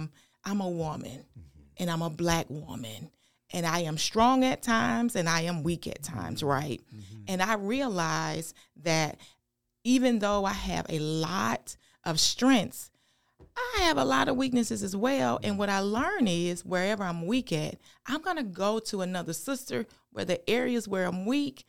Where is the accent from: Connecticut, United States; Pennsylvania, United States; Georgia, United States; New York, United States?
Georgia, United States; Thompson; We were born and raised in Thompson.